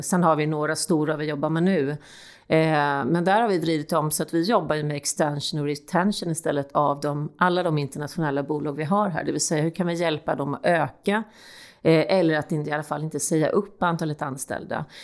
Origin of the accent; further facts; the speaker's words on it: Stockholm, Stockholm County, Sweden; vi som stockholmare